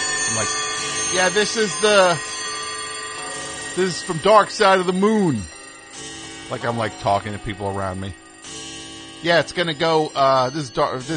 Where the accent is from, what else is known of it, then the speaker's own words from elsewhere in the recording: New Jersey, United States; I'm from New Jersey